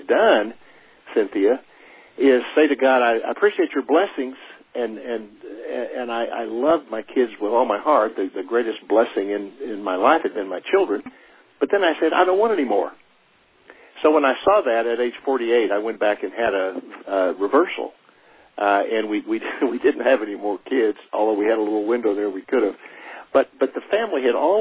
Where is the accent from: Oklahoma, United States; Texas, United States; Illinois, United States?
Oklahoma, United States; now in Colville, United States; I'm originally from Oklahoma